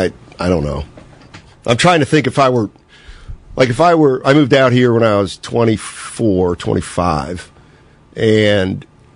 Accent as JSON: {"language": "English", "town": "Reading", "region": "Pennsylvania", "country": "United States", "tie": "born or raised there", "moved": "yes", "lives_now": "San Francisco, United States"}